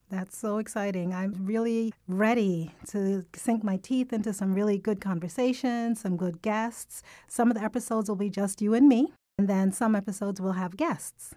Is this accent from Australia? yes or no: no; Jamaica; accent: Jamaican; moved away; I'm Caribbean. I'm actually from Jamaica, so I have a heavier Jamaican accent when I'm speaking with people who are from Jamaica